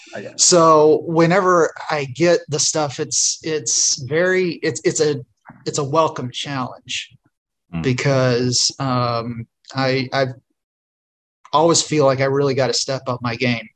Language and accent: English; Terre Haute, Indiana, United States; moved away; that was my hometown.